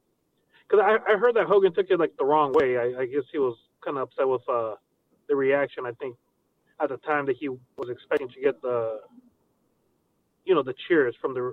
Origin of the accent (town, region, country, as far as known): California, United States